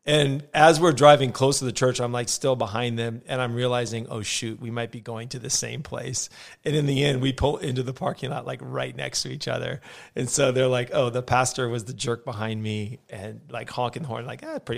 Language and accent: English; Los Angeles, California, United States; also born or lived in Simi Valley, California / Ventura, California; I was born and raised in Van Nuys, California, which is like the armpit of Los Angeles. It's just north of like Hollywood and all the cool places in L.A., but so you get all the traffic and the smog, but without any of the cool stuff.